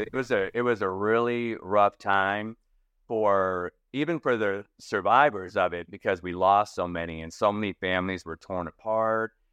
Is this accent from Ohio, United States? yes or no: yes; Toledo, Ohio, United States; moved away as an adult; also born or lived in Florida; I grew up in Toledo, Ohio